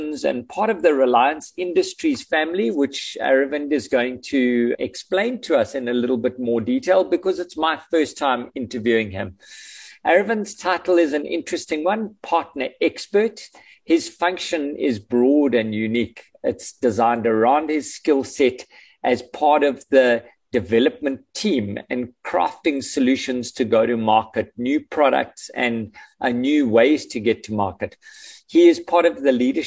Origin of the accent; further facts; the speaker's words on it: South Africa; as a South African living in South Africa with no plans on going anywhere